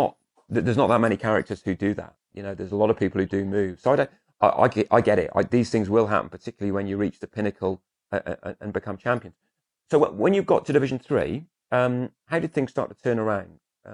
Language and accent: English; Shropshire, West Midlands, United Kingdom; now in London, United Kingdom; where I grew up in Shropshire